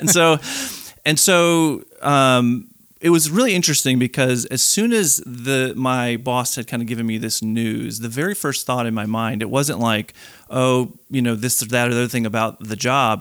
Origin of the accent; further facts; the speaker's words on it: Chicago, Illinois, United States; moved away as an adult; now in North Carolina, United States; born and raised in Chicago, lived there my whole life